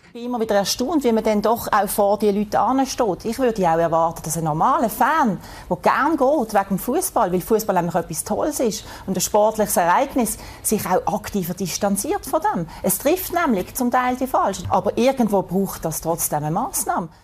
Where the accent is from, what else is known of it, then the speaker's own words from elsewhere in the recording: Dietikon, Zurich, Switzerland; also born or lived in Altstetten, Zurich; now in Zurich, Switzerland; selber bin ich in Dietiken aufgewachsen als Fremdarbeiterkind